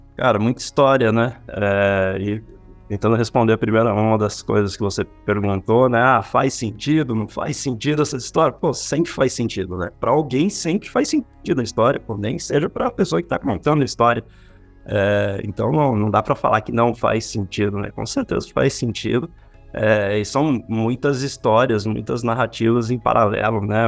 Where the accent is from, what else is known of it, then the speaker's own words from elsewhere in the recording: São Paulo, Brazil; also born or lived in Rio de Janeiro; fiquei 13 anos lá no Rio, sou daqui de São Paulo mesmo